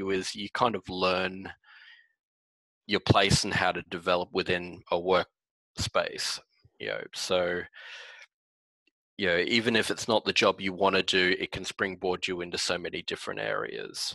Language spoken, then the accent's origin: English; Wellington Point, Queensland, Australia; we lived on a 5-acre property in Wellington Point, and my neighbor had a worm farm, and I used to go work for him